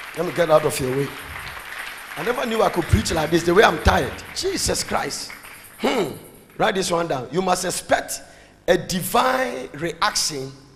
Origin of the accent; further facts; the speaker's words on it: Ghana; I say, Ghana.